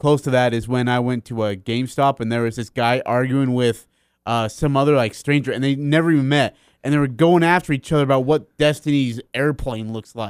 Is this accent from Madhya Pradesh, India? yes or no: no; Kolkata, West Bengal, India; born there; just because I'm born from Calcutta, India.